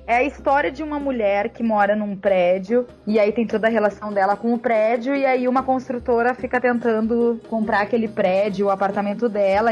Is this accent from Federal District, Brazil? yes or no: no; Porto Alegre, Rio Grande do Sul, Brazil; moved away as an adult; now in São Paulo, Brazil; Sou de Porto Alegre, mas já faz cinco anos que eu moro aqui em São Paulo